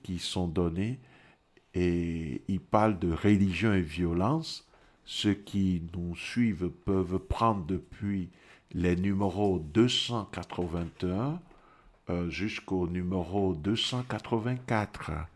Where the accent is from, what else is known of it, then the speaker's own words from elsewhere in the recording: Togo; moved away; je viens du Togo